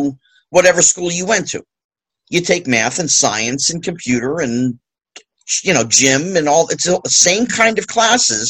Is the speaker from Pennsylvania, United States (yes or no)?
no; New Jersey, United States; I went to my local high school with my friends that I grew up with in New Jersey